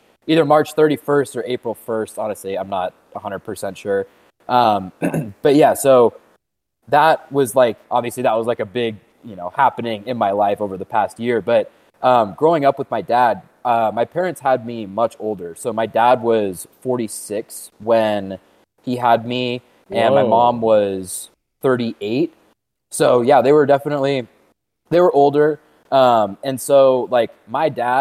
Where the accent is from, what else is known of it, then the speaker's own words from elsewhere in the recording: Bay Area, outside San Francisco, California, United States; also born or lived in Orange County, California / Denver, Colorado / Orlando, Florida; now in Lake Tahoe, United States; I grew up in the Bay Area, like outside San Francisco, lived there until I was 18